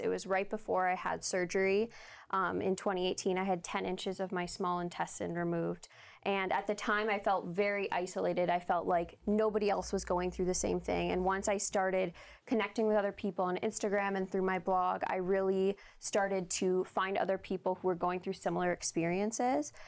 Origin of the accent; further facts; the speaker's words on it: Canada; I am a Canadian entrepreneur, blogger, architectural designer, and Crohn's warrior